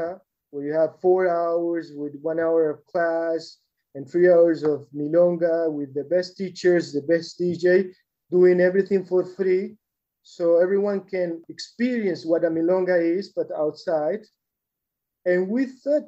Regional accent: Argentina; being Argentinian

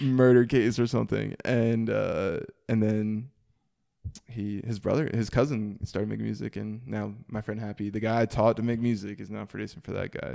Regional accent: Mooresville, North Carolina, United States; also born or lived in New York; I grew up in, like, Norman area, uh, Mooresville

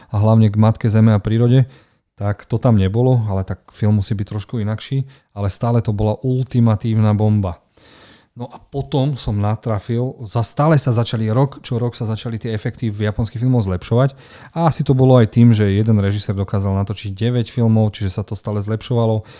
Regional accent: Martin, Žilina Region, Slovakia; u nás v Martine

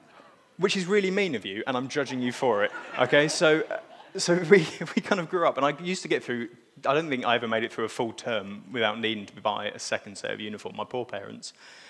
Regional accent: East of England, United Kingdom; now in Scunthorpe, United Kingdom; So I grew up in South Cambridgeshire, because you'll recognise that my accent's not from Scunthorpe, and as Elena said, we're recent migrants to the area.

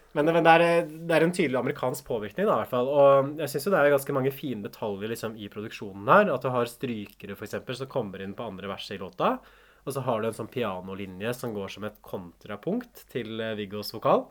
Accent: Hamar, Innlandet, Norway; moved away; jeg kommer jo fra Hamar sånn opprinnelig

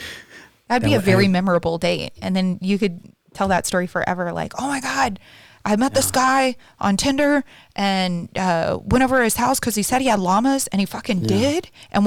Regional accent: the South, United States; I'm from the South. That's like pretty, pretty common.

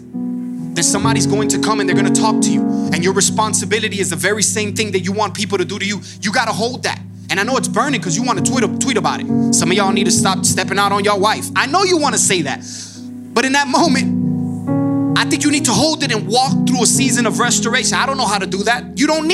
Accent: Miami, Florida, United States; moved away as an adult; now in Georgia, United States; originally we're from Miami, Florida. We've been here about 6 years now

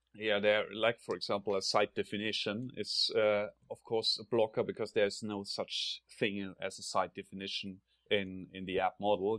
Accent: Germany; accent: German; English is a second language; now in Sweden; you can probably hear from my accent that I'm originally from Germany.

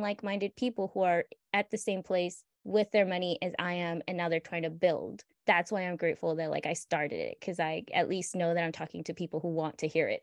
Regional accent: United States; born in the United States, growing up in the United States

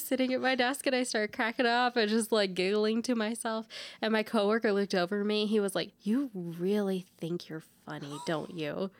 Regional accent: Texas, United States; now in Colorado, United States; we grew up in Texas together

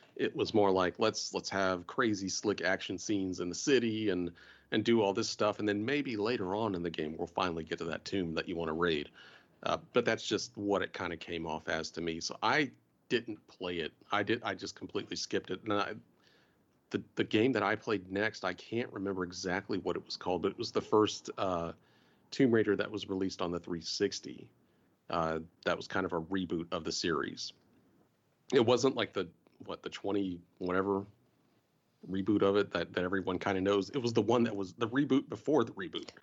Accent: the South, United States; I'm from the South

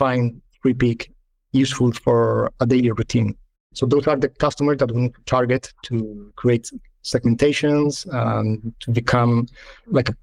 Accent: Malaga, Andalusia, Spain; moved away as an adult; also born or lived in London / Madrid; come back to Malaga, my hometown

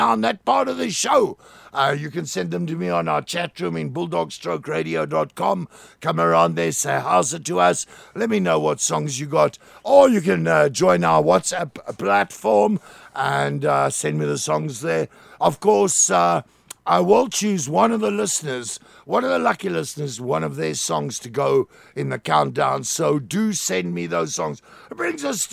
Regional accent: Plettenberg Bay, Western Cape, South Africa; my hometown, MCFM 90.3, Plettenberg Bay

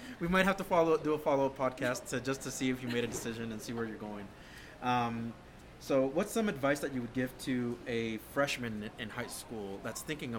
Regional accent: New Mexico, United States; I'm actually from New Mexico as well

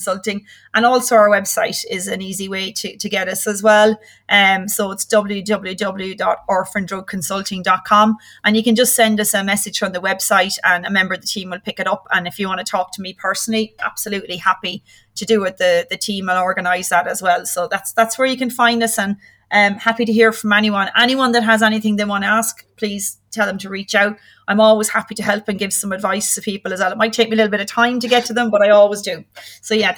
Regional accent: Ireland; moved away as an adult; also born or lived in Aberdeen; I'm from Ireland.

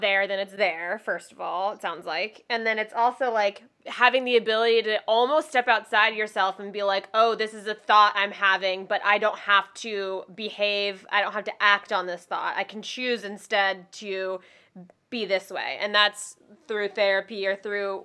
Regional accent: the South, United States; I'm from the South

